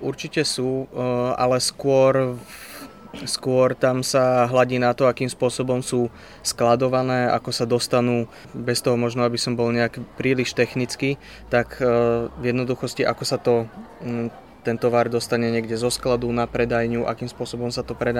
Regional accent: Bratislava, Bratislava Region, Slovakia; moved away as an adult; now in Trenčín, Slovakia; ja som z Bratislavy

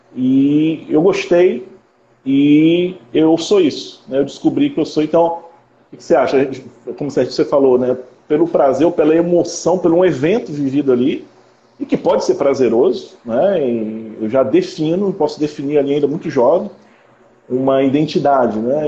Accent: Conceição de Macabu, Rio de Janeiro, Brazil; now in Macapá, Brazil; Eu sou do Rio de Janeiro, do interior do Rio, sou de Conceição de Macabu

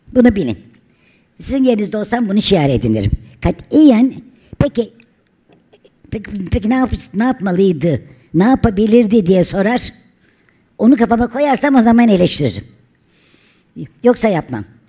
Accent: Turkey; biz Türk'üz.

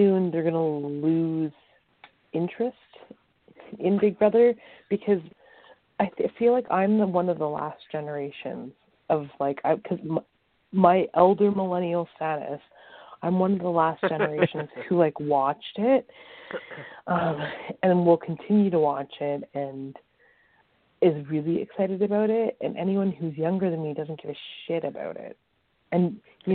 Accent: Zurich, Ontario, Canada; also born or lived in St. Thomas, Ontario; I grew up in Zurich, Ontario

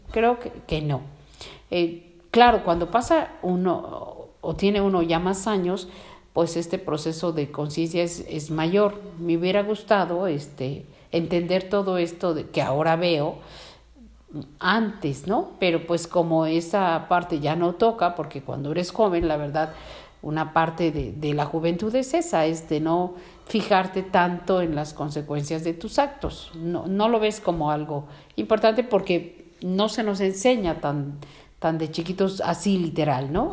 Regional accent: Mexico; como mexicanos

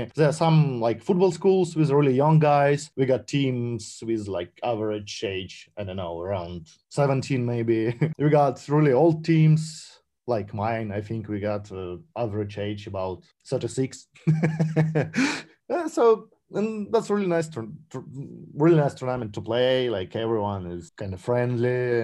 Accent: Saint Petersburg, Russia; Zenit St. Petersburg, the team from my hometown

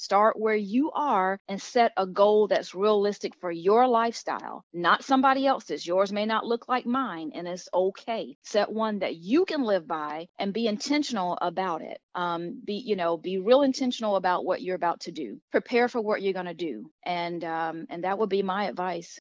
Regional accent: Miami, Florida, United States; now in Charlotte, United States; I live in the Charlotte, North Carolina area. However, I am originally from Miami, Florida.

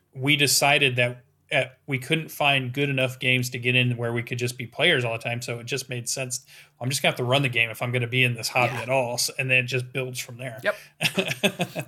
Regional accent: Western Michigan, United States; my hometown, which is a pretty small town. We have our own little gaming convention that sits at the top of Western Michigan University

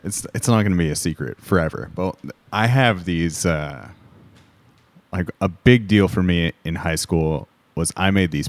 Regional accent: Corona, California, United States; now in Portland, United States; Riverside County, Corona, to be specific.

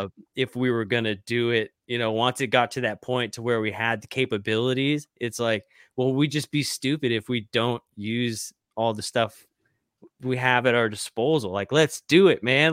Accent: Arkansas, United States; my hometown up in, like, Arkansas.

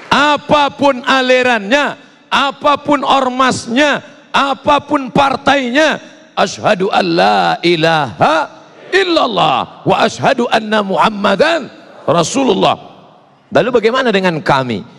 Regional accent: Sumatra, Indonesia; Saya orang Melayu dari Sumatera, bapak ibu orang Sunda.

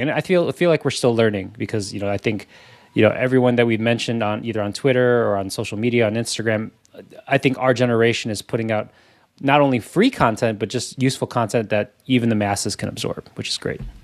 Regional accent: Chicago, Illinois, United States; we grew up in Chicago

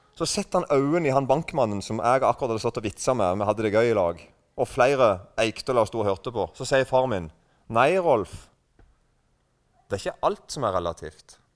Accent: Eiken, Agder, Norway; accent: mix of Rogaland and Sørlandet dialect; kommer fra Eiken. og Der snakker vi en slags blanding av um, Nå er ikke jeg en veldig god representant for dialekten min

